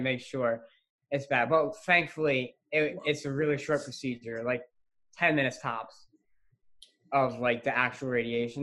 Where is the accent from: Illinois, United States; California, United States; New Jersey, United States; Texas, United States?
New Jersey, United States; West Deptford; I'm 15. I'm from West Deptford, New Jersey